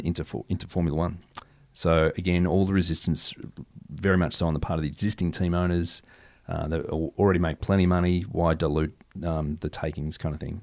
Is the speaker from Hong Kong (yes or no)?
no; Australia; dare I say that as an Aussie